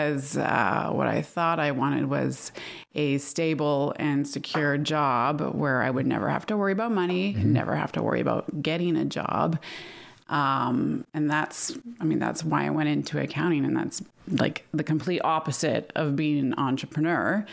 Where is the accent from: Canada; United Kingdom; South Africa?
Canada; New Westminster, British Columbia; also born or lived in Vancouver / Victoria; I was born here.